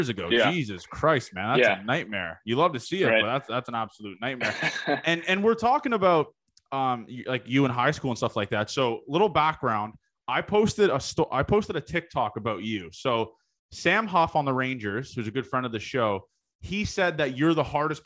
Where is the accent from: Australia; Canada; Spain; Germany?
Canada; Toronto, Ontario; I'm from Toronto